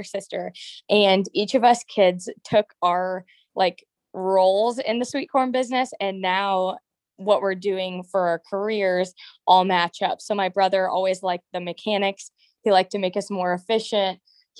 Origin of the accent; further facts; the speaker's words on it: Princeville, Illinois, United States; Okay, and I'm Princeville, so pretty darn close.